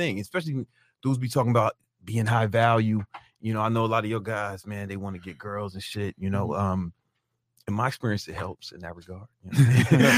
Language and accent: English; Chicago, Illinois, United States; I'm from Southside Chicago